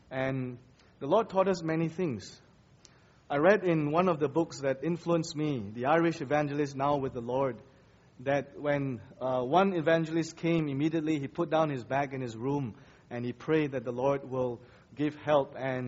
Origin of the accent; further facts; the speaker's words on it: Kuala Lumpur, Malaysia; It was a culture shock because I come from Kuala Lumpur. I was a city boy, and this is just jungle around me